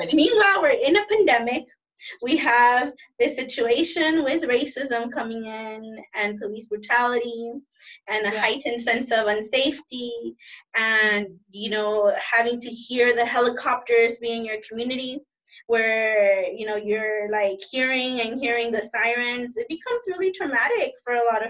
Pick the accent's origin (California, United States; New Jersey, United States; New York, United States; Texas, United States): California, United States; Los Angeles; throughout my childhood and teenhood living here in South